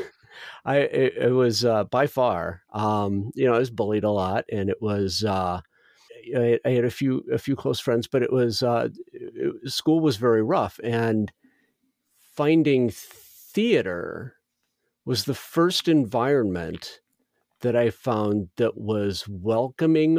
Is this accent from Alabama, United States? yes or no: no; Northwest Indiana, United States; I grew up in Northwest Indiana